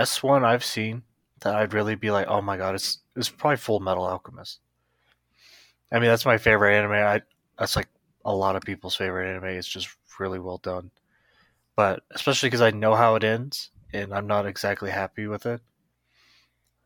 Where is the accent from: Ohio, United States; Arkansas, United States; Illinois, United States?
Arkansas, United States; I grew up in Arkansas